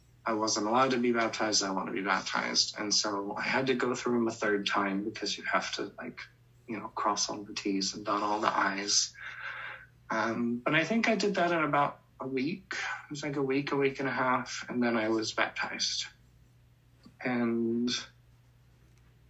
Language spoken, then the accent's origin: English; Colorado, United States; I'm from Colorado, that's where I grew up